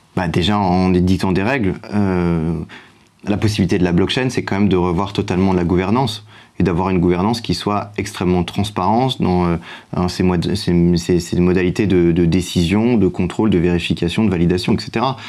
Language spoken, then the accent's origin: French; France; en tant que Français